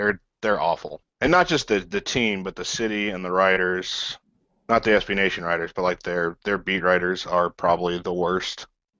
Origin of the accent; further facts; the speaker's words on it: Kansas, United States; That I'm actually from Kansas?